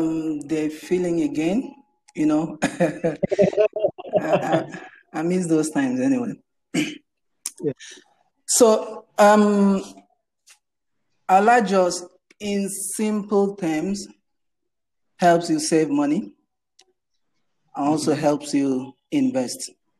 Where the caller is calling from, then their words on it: Lagos, Nigeria; I'm joining here from Lagos, Nigeria.